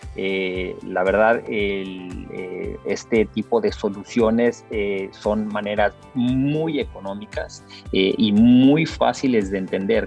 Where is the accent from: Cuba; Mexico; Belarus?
Mexico; yo soy mexicano, mis padres son salvadoreños